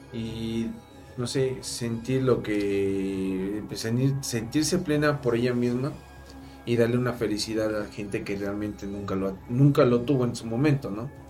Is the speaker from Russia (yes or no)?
no; Mexico; como mexicanos